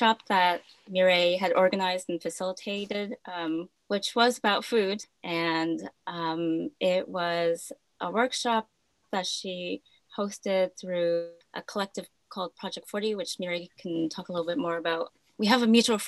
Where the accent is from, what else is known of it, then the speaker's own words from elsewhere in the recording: Canada; I was born in Canada, raised here